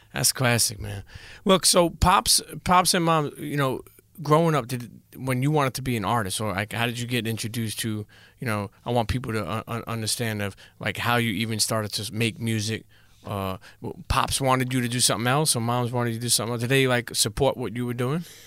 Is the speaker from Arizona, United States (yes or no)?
no; New York City, New York, United States; I grew up in Coney Island, and then I grew up in Bensonhurst, so I grew up in best of both worlds.